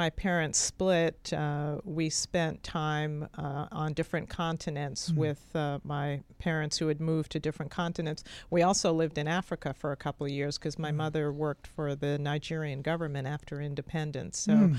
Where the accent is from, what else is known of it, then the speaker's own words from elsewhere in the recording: London, Ontario, Canada; also born or lived in New York City, United States; I grew up in London, Canada, and New York City.